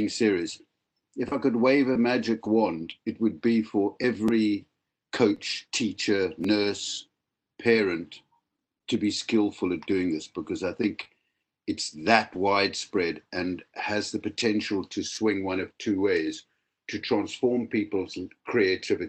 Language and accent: English; Cape Town, Western Cape, South Africa; moved away as an adult; now in Wales, United Kingdom; I grew up in Cape Town for my first 25 years, became a clinical psychologist, and have lived in Wales for many decades now